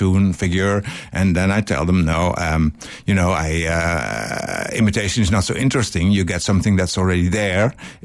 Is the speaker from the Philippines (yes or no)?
no; Netherlands; I'm from Holland.